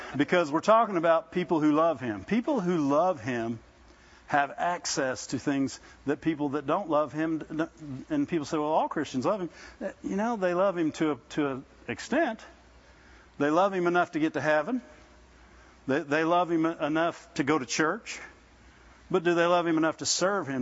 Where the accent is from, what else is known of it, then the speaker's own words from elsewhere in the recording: Midwest, United States; I grew up in the Midwest